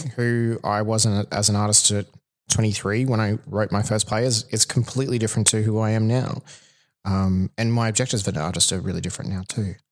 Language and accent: English; Toowoomba, Queensland, Australia; moved away; I'm, I'm from Toowoomba originally